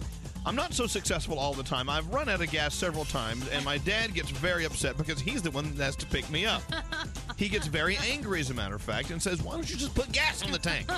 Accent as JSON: {"language": "English", "region": "Texas", "country": "United States", "said": "Wow, what a long, hard road Texas had. My home state, Texas."}